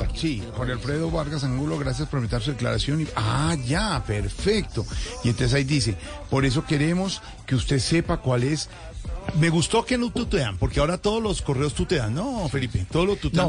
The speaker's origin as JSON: {"language": "Spanish", "region": "Bogotá", "country": "Colombia", "moved": "yes", "lives_now": "Santa Marta, Colombia", "said": "yo que soy eh, bogotano costeño, ahora eh, hijo por adopción de Santa Marta"}